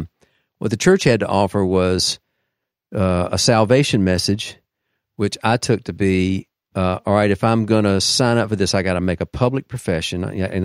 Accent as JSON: {"language": "English", "region": "Deep South", "country": "United States", "tie": "born or raised there", "said": "I'm a product of the Deep South, so, you know, like many from there. I was raised in the Southern Baptist Church, and my mother was a churchgoer."}